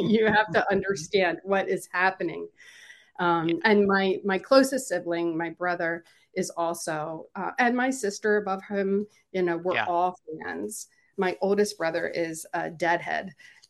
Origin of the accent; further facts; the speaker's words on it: Philadelphia, Pennsylvania, United States; Because I grew up in Philly, south of Philly. So I had the wonderful experience of having Philly radio stations playing him from the time that I started listening.